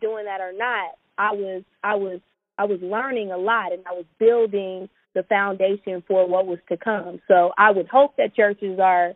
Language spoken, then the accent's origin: English; Orange County, California, United States; also born or lived in Inglewood, California; I grew up in Orange County, but I was in Inglewood 4 days out of the week